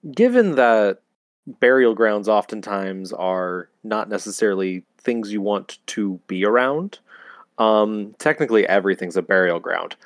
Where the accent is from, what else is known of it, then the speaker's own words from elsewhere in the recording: California, United States; I am from California